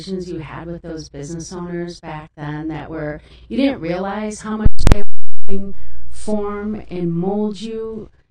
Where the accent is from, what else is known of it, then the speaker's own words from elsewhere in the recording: Wild Rose, Wisconsin, United States; also born or lived in Milwaukee, Wisconsin; I grew up in Wild Rose